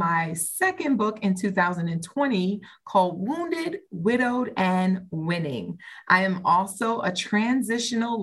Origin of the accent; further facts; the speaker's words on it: New York, United States; moved away as an adult; now in Maryland, United States; I am from New York by way of Maryland